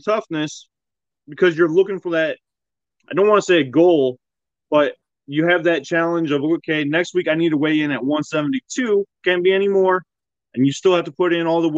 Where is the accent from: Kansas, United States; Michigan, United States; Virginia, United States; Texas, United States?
Michigan, United States; a small town in Southwest; Grew up in a small town, Southwest Michigan. Closest town anyone would know is probably Kalamazoo or South Haven